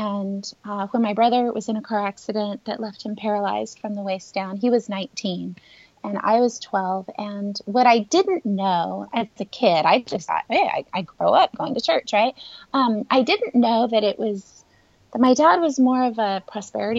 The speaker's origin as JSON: {"language": "English", "region": "Northern California", "country": "United States", "tie": "born or raised there", "also_born_or_lived": "Los Angeles County, California", "said": "I have pretty much been born and raised in California my whole life, but my younger years were in Northern California, and I moved to Southern California when I was 23"}